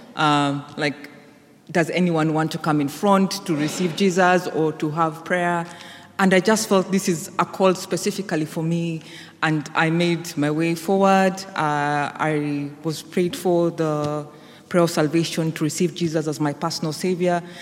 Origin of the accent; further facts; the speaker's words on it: Kenya; moved away; I was back home in Kenya, which is my home country.